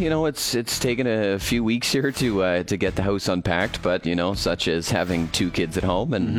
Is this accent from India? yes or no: no; Orangeville, Ontario, Canada; moved away; So I'm originally from the same area as Shauna, actually. Just a little bit further north. I'm from Ontario.